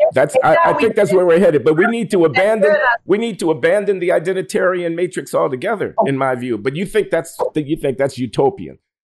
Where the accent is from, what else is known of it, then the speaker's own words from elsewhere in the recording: United States; first language English; I'm an American. But my father, my grandfather, my great-grandfather, my great-great-grandfather were born right here in North America. The only language I know is English. I studied a little German.